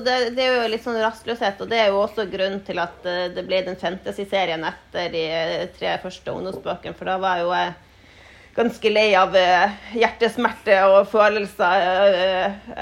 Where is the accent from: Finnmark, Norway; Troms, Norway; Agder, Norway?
Troms, Norway; Tromsø; Jeg har bodd i Tromsø hele livet, helt fra jeg var ett år. Så eh, vokste opp her.